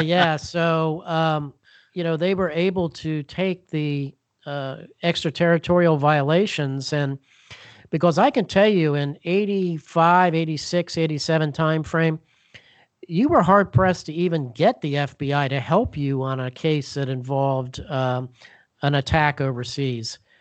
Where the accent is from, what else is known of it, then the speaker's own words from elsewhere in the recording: Bethesda, Maryland, United States; Bethesda Chevy Chase Rescue Squad in Bethesda, Maryland, my hometown